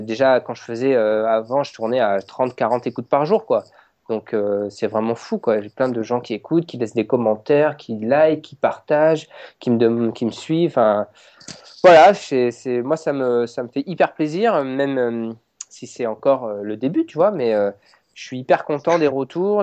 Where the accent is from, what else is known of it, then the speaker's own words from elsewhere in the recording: France; on est français, c'est, on est fiers de l'être